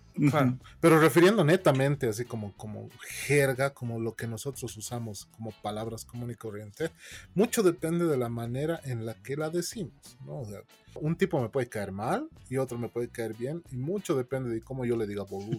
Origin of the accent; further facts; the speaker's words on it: La Paz, Bolivia; accent: paceño; yo soy morenito, yo a mí se me nota paseño de aquí